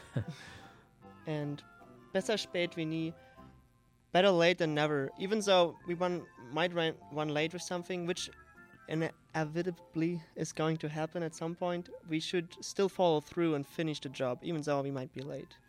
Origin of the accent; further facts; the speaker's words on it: Saarland, Germany; moved away as an adult; now in Edmond, United States; The southwest. It's called Saarland.